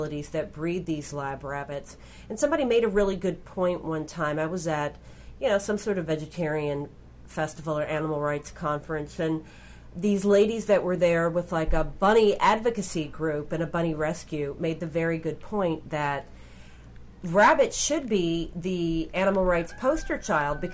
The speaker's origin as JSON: {"language": "English", "region": "Kentucky", "country": "United States", "tie": "born or raised there", "said": "I grew up in Kentucky"}